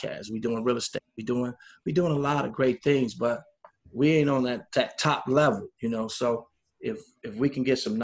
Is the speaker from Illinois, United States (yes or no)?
yes; Chicago, Illinois, United States; moved away as an adult; also born or lived in Denver; born and raised in Chicago. went to high school in Chicago, went to college in the state of Illinois